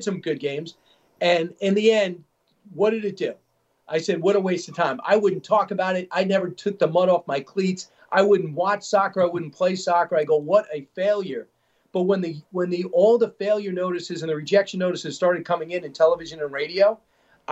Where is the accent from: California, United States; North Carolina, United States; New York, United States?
New York, United States; Long Island; I'm from Long Island, and that is a very diverse area